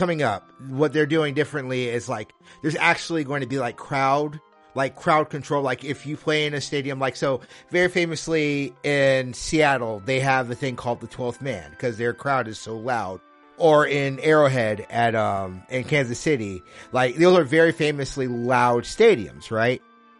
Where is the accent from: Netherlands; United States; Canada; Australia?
Netherlands; I'm saying that as someone who I grew up in Holland. Holland is beautiful this time of year.